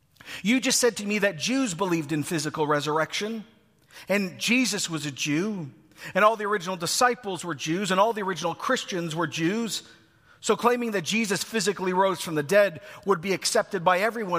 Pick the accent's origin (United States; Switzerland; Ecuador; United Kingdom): Ecuador; now in Oshawa, Canada; When I was born in the Schwa, I lived out here, but I actually moved to Ecuador. I grew up on a volcano. That was my childhood.